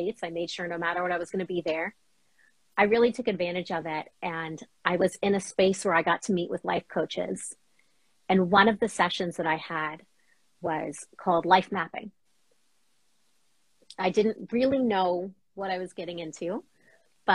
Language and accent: English; New York, United States; now in Boston, United States; So we grew up in New York, traveled all up and down the East Coast.